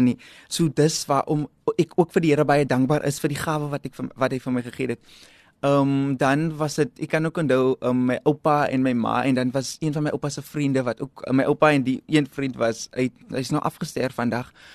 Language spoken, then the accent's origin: Afrikaans; South Africa; um ek het daar opgegroei binne in Salouris Paas